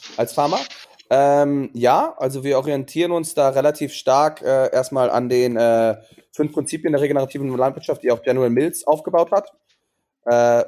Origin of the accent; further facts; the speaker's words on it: Germany; moved away as an adult; also born or lived in Maastricht / Portugal; ich bin auf dem Land groß geworden